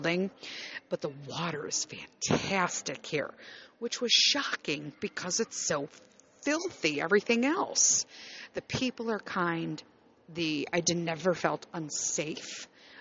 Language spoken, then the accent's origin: English; Chicago, Illinois, United States; moved away as an adult; I grew up born and raised in Chicago